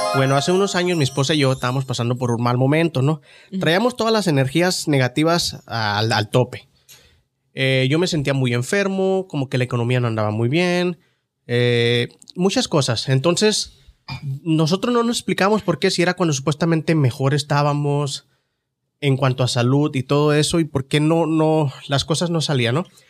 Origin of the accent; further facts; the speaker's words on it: Ciudad Juárez, Chihuahua, Mexico; now in United States; de niño ya en Juárez era muy raro porque el barrio era tan pobre